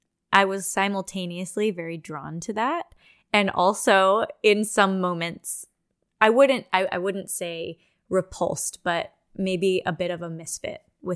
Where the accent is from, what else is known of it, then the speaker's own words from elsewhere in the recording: California, United States; moved away as an adult; now in Houston, United States; So I moved here to dance with Houston Ballet. I'm from California. It was never on my radar to come and set up shop in Texas and be here for over 20 years.